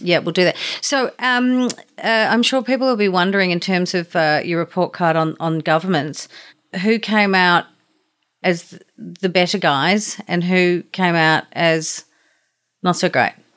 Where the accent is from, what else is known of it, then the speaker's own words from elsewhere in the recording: Australia; as an Australian